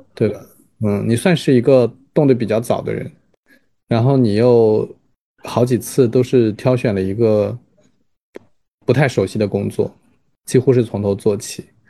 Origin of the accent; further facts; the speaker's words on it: Jiangsu, China; also born or lived in Beijing; now in Shanghai, China; 我当时作为一个江苏人